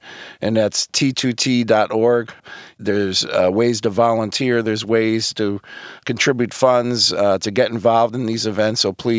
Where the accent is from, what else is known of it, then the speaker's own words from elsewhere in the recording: Connecticut, United States; my home state here at Connecticut.